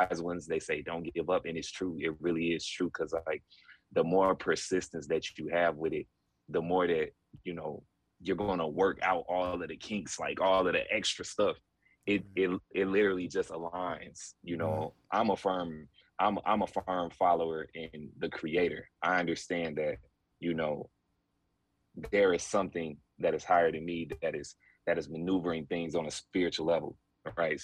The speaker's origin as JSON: {"language": "English", "region": "Georgia", "country": "United States", "tie": "born or raised there", "also_born_or_lived": "Mansfield, Ohio", "said": "I grew up in Georgia. You know, this is definitely like home for me. I was born in Ohio, Mansfield, Ohio, to be exact"}